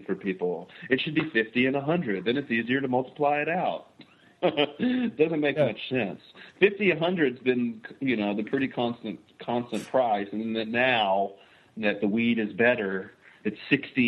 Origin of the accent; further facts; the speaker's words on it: Western Kentucky, United States; now in California, United States; I'm from Western Kentucky